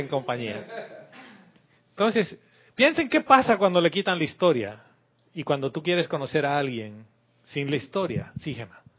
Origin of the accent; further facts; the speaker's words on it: La Paz, Bolivia; moved away as an adult; now in Panama; Soy boliviano, nací en la ciudad de La Paz, muy lejos del mar